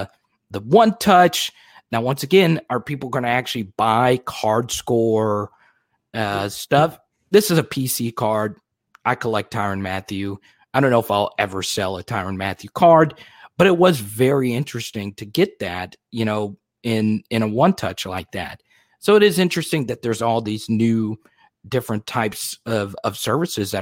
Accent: Baton Rouge, Louisiana, United States; Baton Rouge, Louisiana, my hometown

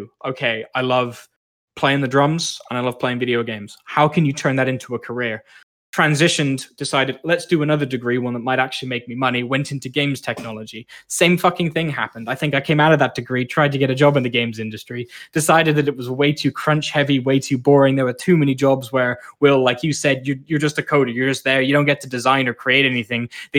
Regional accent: Malaysia; now in Canada; I spent a lot of time growing up in Malaysia

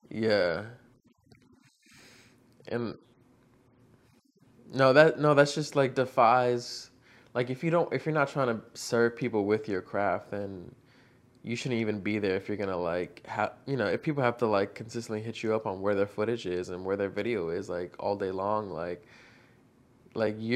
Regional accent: Virginia, United States; So I'm from Northern Virginia, basically like 20 minutes from Washington, D.C.

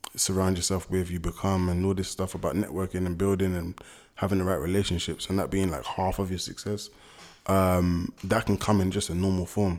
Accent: London, United Kingdom; The only ones we could really relate to growing up in London was probably footballers

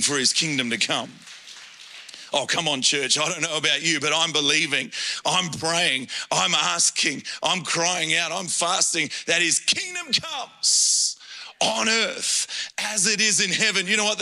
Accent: Adelaide, South Australia, Australia; I grew up in Adelaide and born there

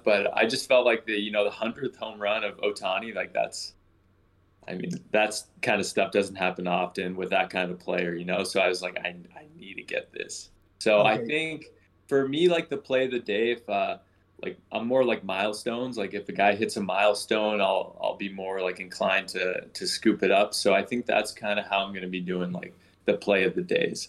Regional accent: Markham, Ontario, Canada; also born or lived in United States; I grew up in Markham, so it's just outside of Toronto

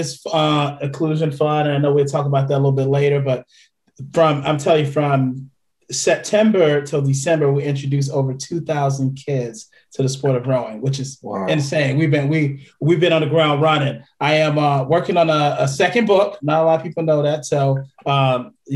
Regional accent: Chicago, Illinois, United States; grew up in the 80s, 90s in Chicago

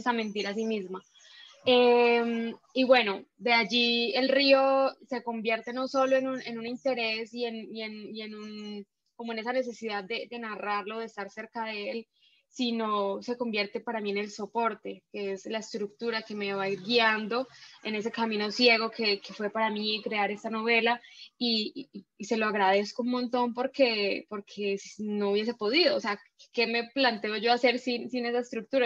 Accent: Chocó, Colombia; yo no soy del Chocó, entonces, estudiar allí era mm, aprender todo. Llegué muy pequeña

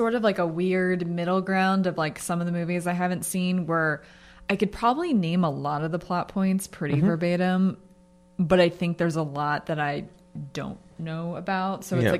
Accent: United States; I'm an American now. I was born here, but I feel like an American.

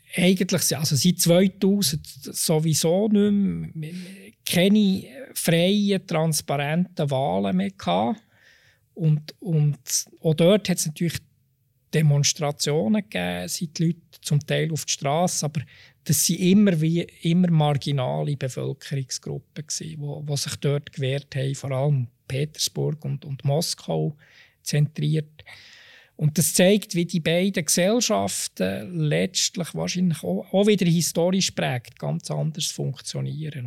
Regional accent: Switzerland; als Schweizer

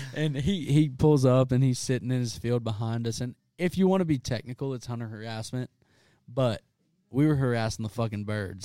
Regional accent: South Louisiana, United States; I'm from South Louisiana

